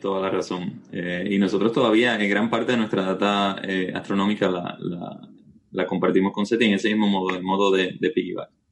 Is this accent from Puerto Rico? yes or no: yes; Puerto Rico; yo nací aquí en Puerto Rico, me crié aquí